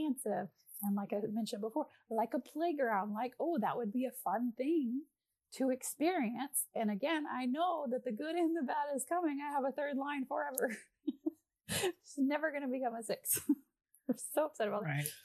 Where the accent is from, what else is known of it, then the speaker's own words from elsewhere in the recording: Texas, United States; I'm Texan